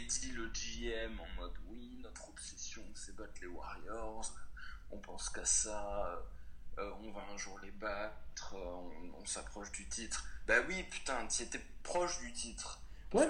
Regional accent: France; parce qu'on est français

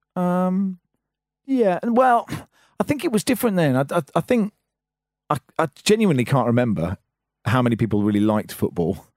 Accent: Cambridge, East of England, United Kingdom; growing up in Cambridge, even though my dad was part of the university

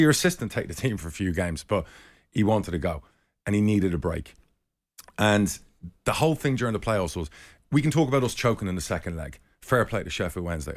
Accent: Spain; when I was twenty, twenty-one, I grew up in Spain.

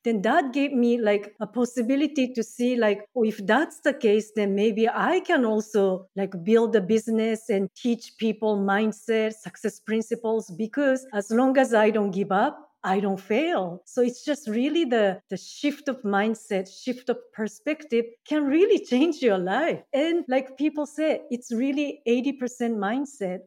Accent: Japan; English is a second language; moved away as an adult; also born or lived in Seattle, United States / Mexico; now in Canada; I'm originally from Japan.

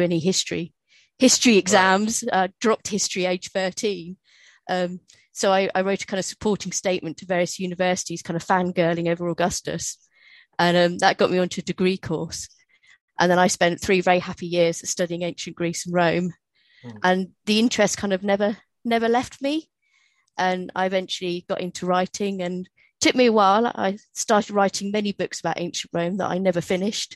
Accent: United Kingdom; Because I'm British, they make you do Shakespeare.

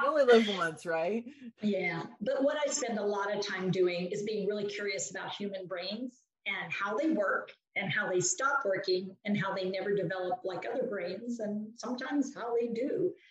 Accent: West Virginia, United States; also born or lived in Pennsylvania / Washington; now in Hillsborough, United States; Well, Marianne, I live in North Carolina now, but I am originally from West Virginia

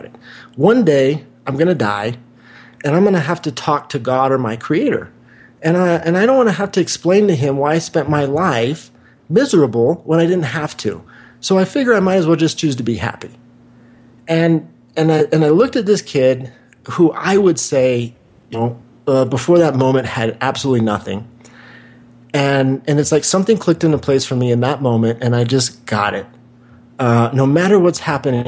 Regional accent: Wichita, Kansas, United States; moved away; also born or lived in Santa Monica, California; where I grew up in Wichita, Kansas

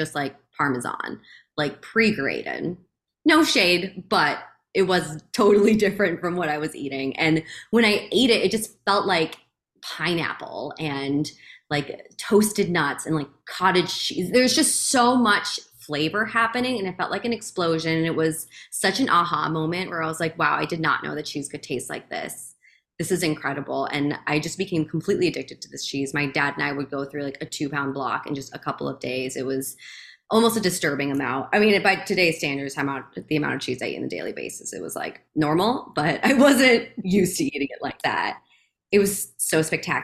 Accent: Chicago suburbs, Illinois, United States; the village where I grew up in the Chicago suburbs

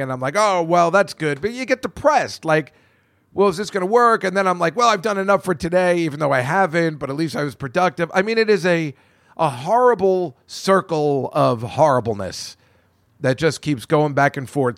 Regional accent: New Hampshire, United States; born or raised there

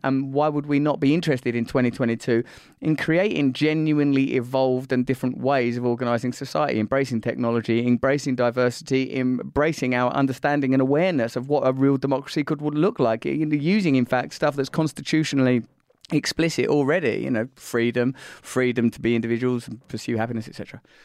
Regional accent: United Kingdom

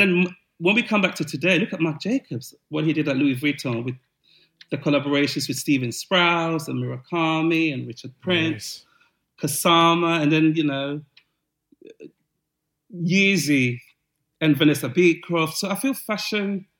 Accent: London, United Kingdom; I was from West London

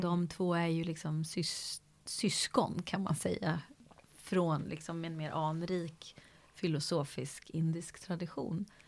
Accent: Sweden; från där jag kommer från, en annan kontext liksom. Så ett samhälle, Sverige

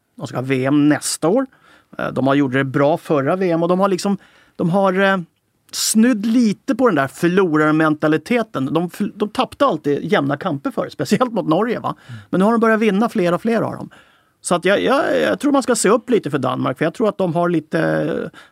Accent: Sweden; nu är jag ju svensk

